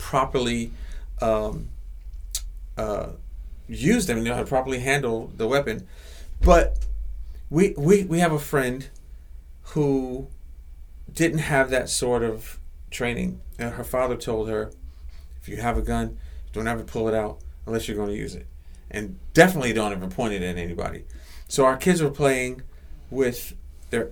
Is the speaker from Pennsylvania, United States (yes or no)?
yes; Philadelphia, Pennsylvania, United States; Growing up in South Philly, I've been fighting people